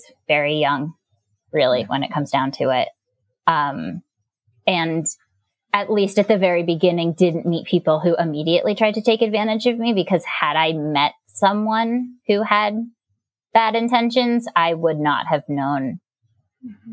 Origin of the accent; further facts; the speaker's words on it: Gainesville, Florida, United States; moved away; I grew up in Gainesville, Florida.